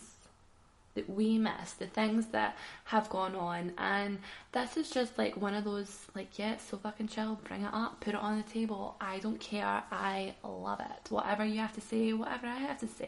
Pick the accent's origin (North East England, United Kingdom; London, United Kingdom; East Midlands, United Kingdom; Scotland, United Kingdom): Scotland, United Kingdom; Glasgow; I'm a Glaswegian